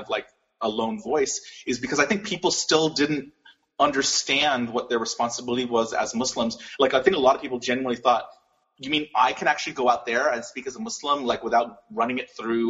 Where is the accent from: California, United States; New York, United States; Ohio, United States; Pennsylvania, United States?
California, United States; Los Angeles; I was born in Hollywood, California